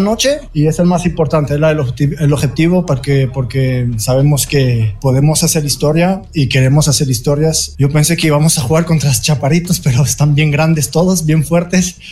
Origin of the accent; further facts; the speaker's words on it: Brazil; como brasileño